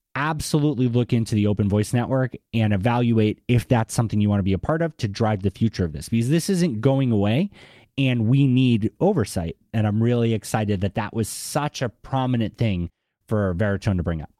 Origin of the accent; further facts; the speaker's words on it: Boston, Massachusetts, United States; accent: Boston; my Boston accent